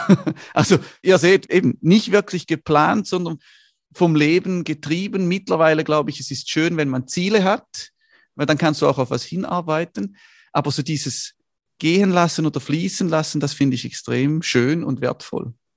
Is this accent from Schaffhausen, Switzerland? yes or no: yes; Schaffhausen, Switzerland; Ich komme aus Schaffhausen also aus der Nordschweiz